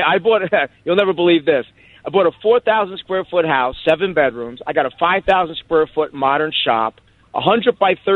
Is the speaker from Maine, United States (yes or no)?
no; near the Jersey Shore, New Jersey, United States; moved away as an adult; now in Upstate New York, United States; I grew up near the Jersey Shore